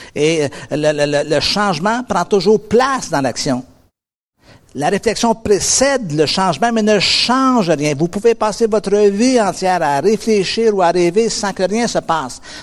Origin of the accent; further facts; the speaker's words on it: North American, near the US border, Montreal area, Quebec, Canada; je suis un Nord-Américain. Et, euh, il y a un tout petit pays à peu près à quarante-cinq minutes de route de chez moi qui s'appelle les États-Unis